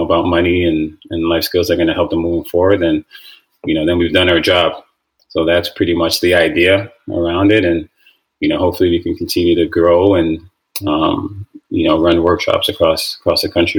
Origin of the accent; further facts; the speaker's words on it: Toronto, Ontario, Canada; Yeah, I mean, growing up, actually, soccer was my first love.